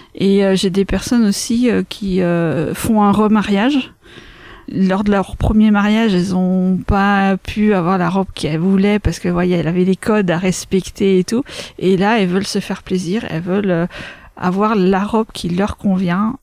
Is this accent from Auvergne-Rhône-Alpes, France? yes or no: no; Craon, Pays de la Loire, France; also born or lived in Laval; je suis originaire de Cran, j'habite à Bouchon-les-Crans, donc pas très loin.